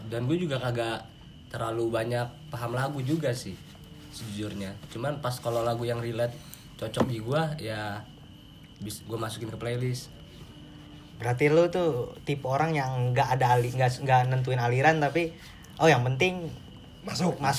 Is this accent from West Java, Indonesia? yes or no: yes; Bojonggede, West Java, Indonesia; gue berasal dari Bojonggede sebenarnya orang tua gue dari Makassar cuman semenjak gue lahir orang tua gue pindah ke Bojonggede